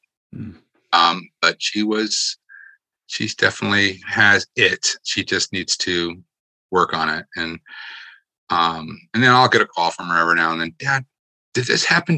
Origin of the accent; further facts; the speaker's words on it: Connecticut, United States; moved away as an adult; also born or lived in Virginia / Newport, Rhode Island; I grew up in Connecticut and left for 3 decades and then came back.